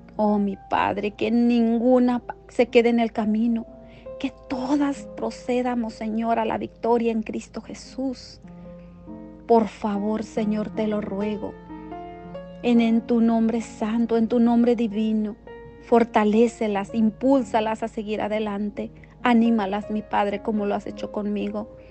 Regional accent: La Palma, Michoacán, Mexico; now in Whittier, United States; yo soy originaria de Michoacán, México de un bello poblado llamado La Palma, Michoacán, donde yo nací

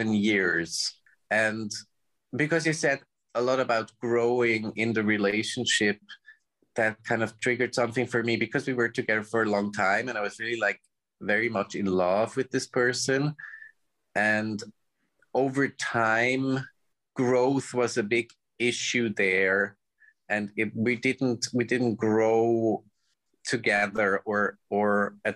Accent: outside of Zurich, Switzerland; I grew up in the outside of Zurich

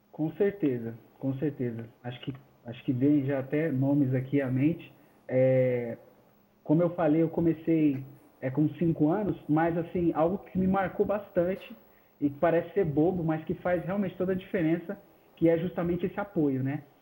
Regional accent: São Paulo, Brazil; now in Embu das Artes, Brazil; Eu sou natural de São Paulo mesmo. São Paulo. É, nasci em São Paulo. Atualmente eu vivo no Imbu das Artes

